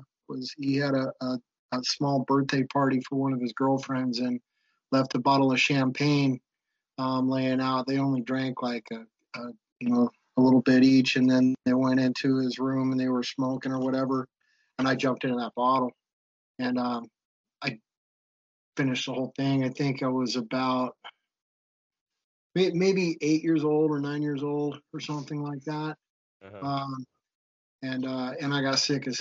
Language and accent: English; Anaheim, California, United States; also born or lived in Orange, California; I grew up in Anaheim Hills, which was kind of the pinnacle of Orange County.